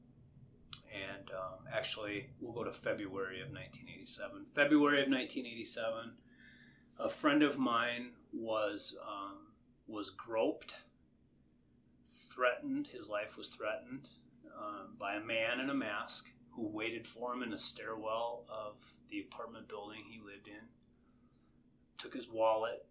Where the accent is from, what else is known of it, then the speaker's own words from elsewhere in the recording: Painesville, Ohio, United States; my friends growing up in Painesville